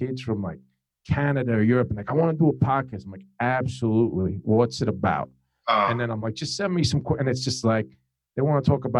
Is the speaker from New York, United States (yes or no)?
no; New Jersey, United States; We're both from New Jersey.